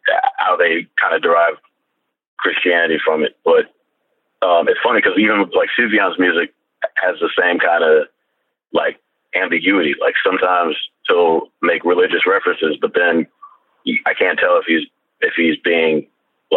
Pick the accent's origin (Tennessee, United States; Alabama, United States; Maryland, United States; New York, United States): Maryland, United States; Columbia; my friends growing up in Columbia, Maryland